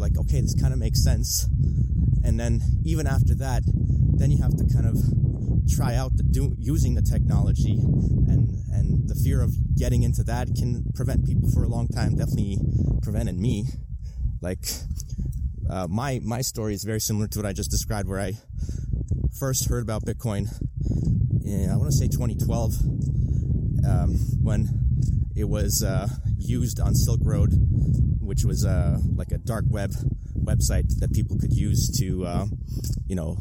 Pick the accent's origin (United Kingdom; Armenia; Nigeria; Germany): Armenia; now in Toronto, Canada; immigrants, like from like myself. Obviously, I'm from Armenia originally